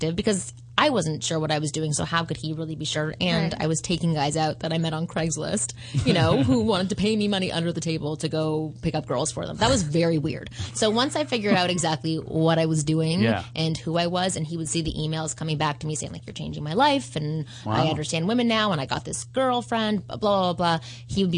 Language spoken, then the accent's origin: English; Canada; I'm Canadian